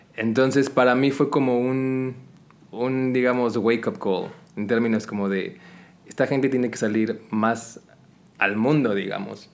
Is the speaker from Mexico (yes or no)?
yes; Mexico; now in Qatar; llegas aquí como latino, como mexicano específicamente